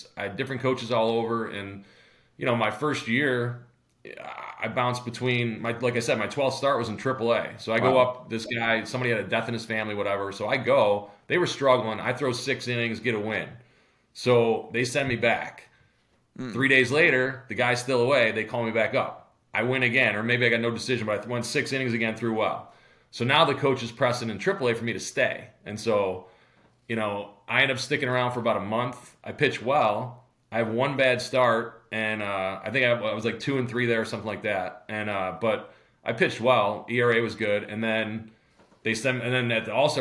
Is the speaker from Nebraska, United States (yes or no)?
no; Syracuse, New York, United States; I come back to Syracuse, not to bury my hometown